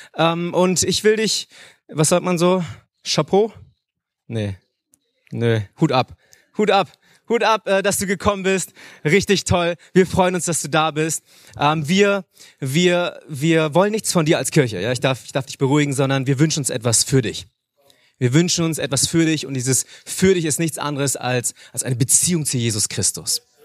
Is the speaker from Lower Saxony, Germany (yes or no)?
yes; Hanover, Lower Saxony, Germany; moved away as an adult; now in Munich, Germany; Ich bin aber in Hannover geboren, dort aufgewachsen, lebe jetzt in München